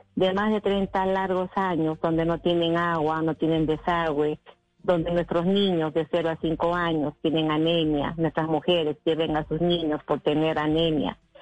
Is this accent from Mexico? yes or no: no; Peru; mi país